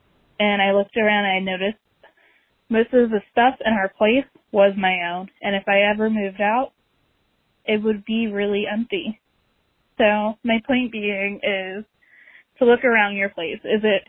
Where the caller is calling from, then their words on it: Baltimore, Maryland, United States; from Baltimore.